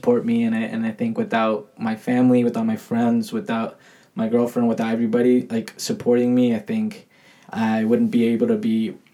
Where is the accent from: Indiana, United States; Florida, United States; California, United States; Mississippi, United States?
California, United States; Santa Clarita; I'm from Santa Clarita